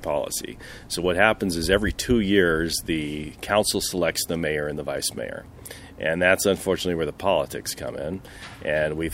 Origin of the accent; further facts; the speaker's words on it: Palo Alto, California, United States; also born or lived in Berkeley; now in Redwood City, United States; I was born in Berkeley. Grew up mostly in Palo Alto, but we moved around quite a bit when I was growing up. Always in the Bay Area